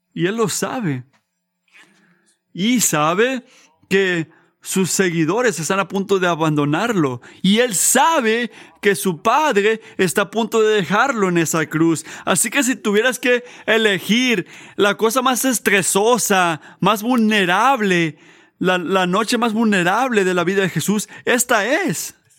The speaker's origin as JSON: {"language": "Spanish", "country": "United States", "said": "como americanos"}